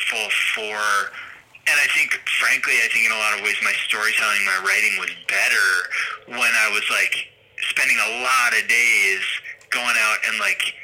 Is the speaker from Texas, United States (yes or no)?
no; outside of Boston, Massachusetts, United States; I grew up outside of Boston in a kind of suburban home kind of deal